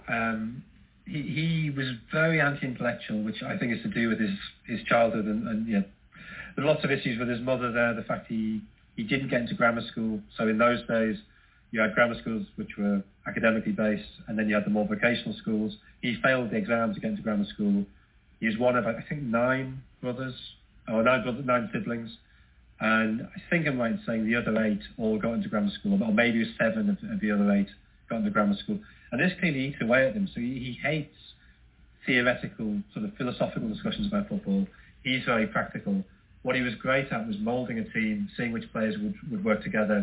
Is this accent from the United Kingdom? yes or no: yes; Sunderland, North East England, United Kingdom; I'm from Sunderland, I'm a Sunderland fan.